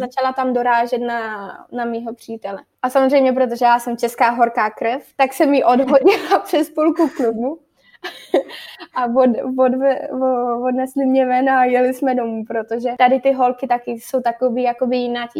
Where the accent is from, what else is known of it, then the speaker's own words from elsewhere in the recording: Czechia; moved away as an adult; já, jak jsem původem z Krkonoš